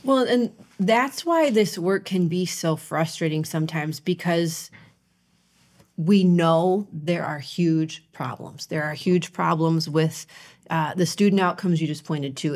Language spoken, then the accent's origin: English; Ohio, United States; moved away; I grew up in Ohio